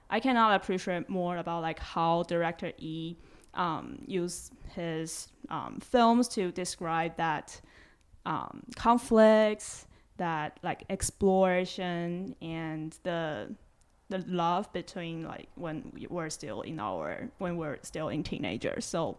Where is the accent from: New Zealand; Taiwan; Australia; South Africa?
Taiwan; Taipei; they have such a like a nostalgic street view in Taipei City, and I grew up in Taipei.